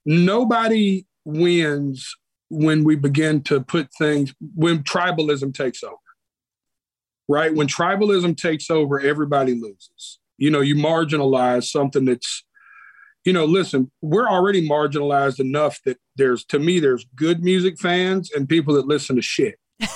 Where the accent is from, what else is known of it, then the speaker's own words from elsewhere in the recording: Nashville, Tennessee, United States; born there; I was born right here in Nashville, Tennessee. I was born at Baptist Hospital.